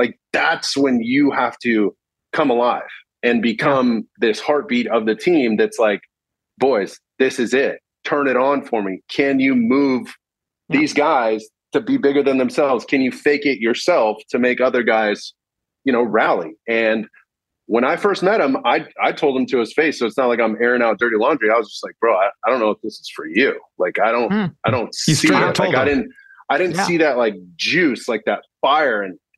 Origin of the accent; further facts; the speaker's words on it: California, United States; being, from Southern California, 100% Mexican, Hispanic, mm-hmm. and seeing for the first time, you know, I grew up in Orange County, so we grew up much more white and American.